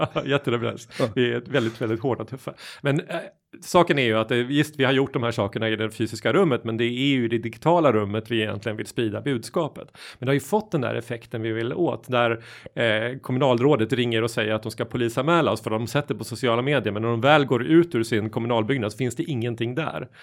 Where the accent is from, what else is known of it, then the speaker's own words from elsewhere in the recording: Småland, Sweden; moved away; hemma i Småland, där jag kommer ifrån